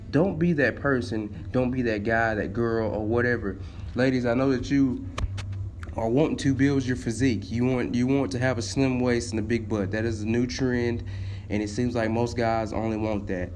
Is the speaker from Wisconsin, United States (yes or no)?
no; Tennessee, United States; I am from Tennessee.